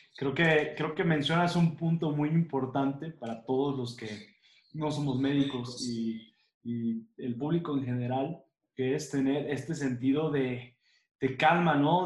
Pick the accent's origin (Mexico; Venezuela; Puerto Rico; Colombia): Mexico; nosotros como mexicanos